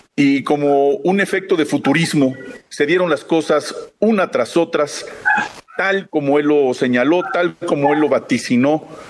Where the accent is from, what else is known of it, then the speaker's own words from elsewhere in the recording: Mexico; tenemos que fortalecer como mexicanos